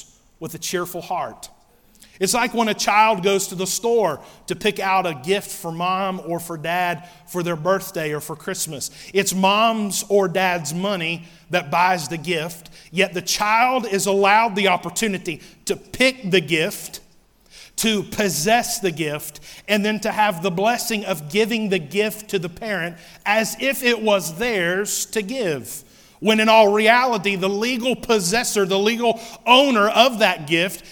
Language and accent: English; United States; also born or lived in North Carolina